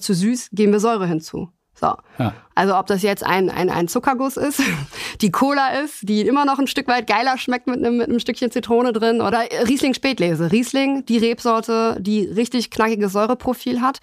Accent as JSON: {"language": "German", "country": "Germany", "said": "bei uns in Deutschland"}